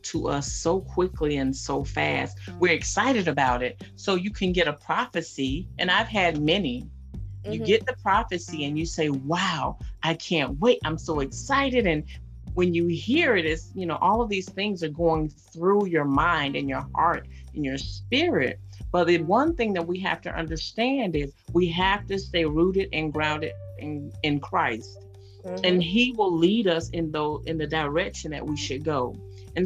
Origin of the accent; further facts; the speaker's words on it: West Palm Beach, Florida, United States; I'm from West Palm Beach, Florida